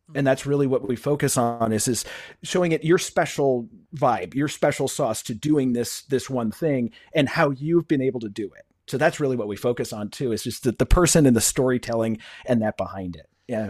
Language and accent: English; Buffalo, New York, United States; also born or lived in Cleveland; I've been back in, uh, my hometown of Buffalo, New York, for fifteen, sixteen years now